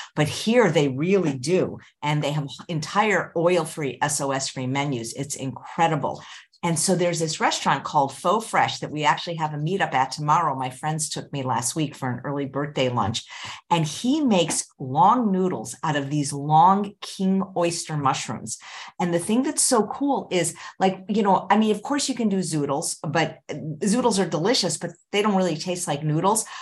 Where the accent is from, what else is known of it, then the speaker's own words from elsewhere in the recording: California, United States; growing up in California